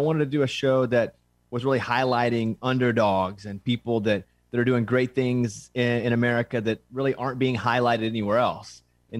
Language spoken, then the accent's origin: English; Arkansas, United States; I'm from Arkansas.